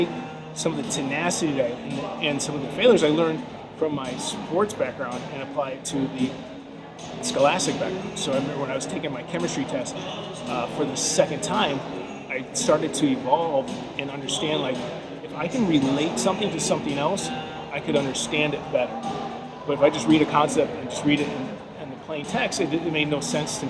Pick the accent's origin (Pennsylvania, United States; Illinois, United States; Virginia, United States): Illinois, United States; moved away as an adult; also born or lived in California; I'm from Illinois